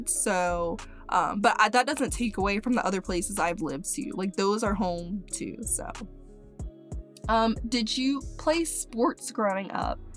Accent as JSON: {"language": "English", "region": "Mississippi", "country": "United States", "tie": "born there", "also_born_or_lived": "Maryland / Crestview, Florida / Texas / Tallahassee, Florida", "lives_now": "Gainesville, United States", "said": "but I was born in Mississippi and then we moved to uh, Maryland and then we moved to Crestview, Florida. Then we moved to Texas and then we moved to Tallahassee, Florida."}